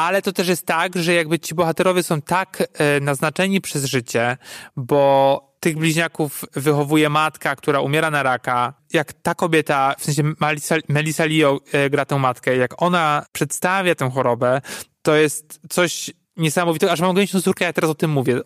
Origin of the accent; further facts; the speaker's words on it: Poland; jestem z Polski